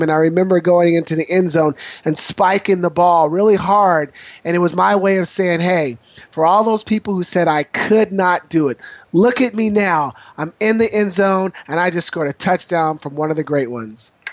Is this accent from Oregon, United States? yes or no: yes; Portland, Oregon, United States; as a young man growing up in Northeast Portland